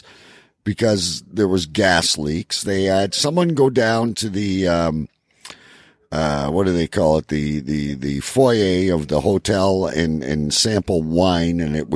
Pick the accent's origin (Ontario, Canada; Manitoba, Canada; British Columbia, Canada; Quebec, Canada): Ontario, Canada; Windsor; my hometown, folks, of Windsor, Ontario